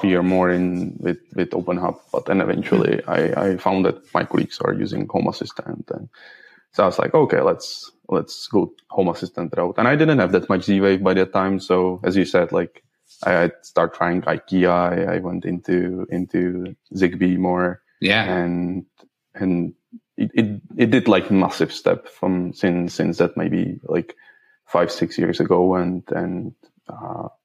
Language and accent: English; Prague, Czechia; English is a second language; moved away as an adult; now in Sweden; originally from Czech Republic, from Prague.